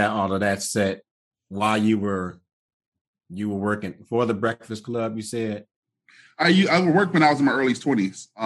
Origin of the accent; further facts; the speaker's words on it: Detroit, Michigan, United States; born and raised in Detroit, Michigan. Never left.